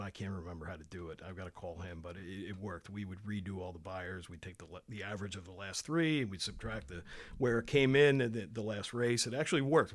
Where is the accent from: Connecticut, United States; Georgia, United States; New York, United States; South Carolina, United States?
New York, United States; Saratoga Springs; moved away as an adult; also born or lived in Syracuse; now in Long Island, United States; I grew up in Saratoga, uh, went off to college in Syracuse